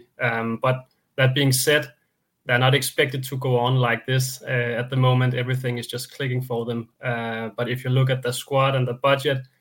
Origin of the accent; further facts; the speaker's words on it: Denmark; Very close to the border, of course, with me growing up in Denmark